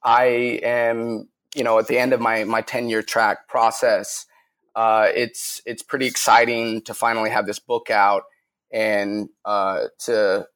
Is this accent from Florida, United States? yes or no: no; Salt Lake City, Utah, United States; I grew up in Salt Lake City, Utah.